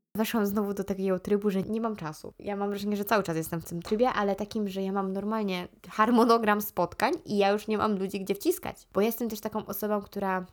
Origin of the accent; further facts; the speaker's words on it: Ruda Śląska, Silesian Voivodeship, Poland; accent: Ruda (Silesian); mam rudzki akcent